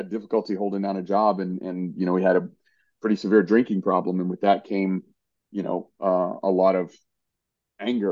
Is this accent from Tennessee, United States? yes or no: yes; East Tennessee, United States; I grew up in East Tennessee